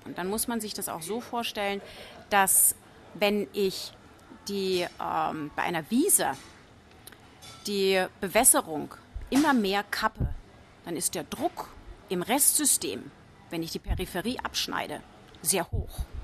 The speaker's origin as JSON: {"language": "German", "area": "Franconia", "region": "Bavaria", "country": "Germany", "said": "ich komme aus Franken"}